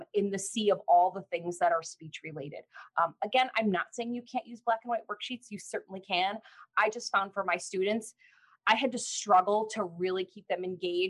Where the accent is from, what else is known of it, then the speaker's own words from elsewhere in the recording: Illinois, United States; also born or lived in Chicago suburbs / Peoria, Illinois; I've lived in Illinois my whole life.